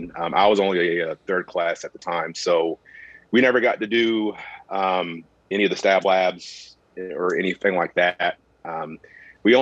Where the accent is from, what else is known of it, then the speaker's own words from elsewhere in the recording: North Carolina, United States; moved away as an adult; now in Oklahoma, United States; I'm originally from North Carolina